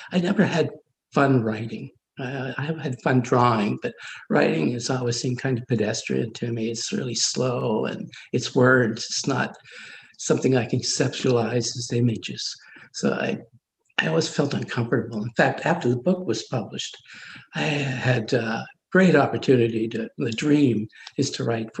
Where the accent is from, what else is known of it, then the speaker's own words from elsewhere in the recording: Ottawa, Ontario, Canada; also born or lived in Montreal; I was in Ottawa until I was about 13 and then moved to Montreal until I was 17 and moved back to Ottawa again.